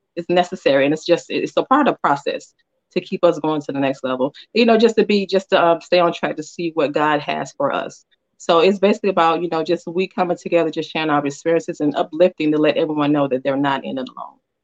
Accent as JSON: {"language": "English", "town": "Atlanta", "region": "Georgia", "country": "United States", "said": "I'm from Atlanta or Georgia Peach"}